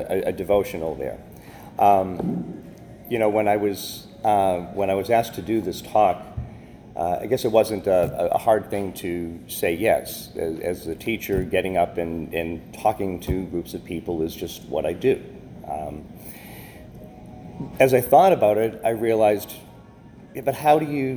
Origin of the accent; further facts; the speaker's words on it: Boston, Massachusetts, United States; moved away as an adult; growing up in Boston back in the 70s